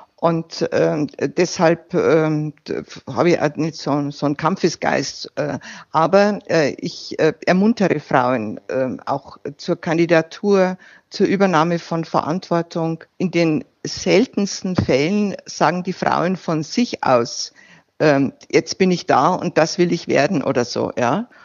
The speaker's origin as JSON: {"language": "German", "area": "Landkreis Regen", "region": "Bavarian Forest", "country": "Germany", "tie": "born or raised there", "said": "zu Hause in meiner Heimat, äh, als ich als CSU-Kreisvorsitzende äh, kandidierte"}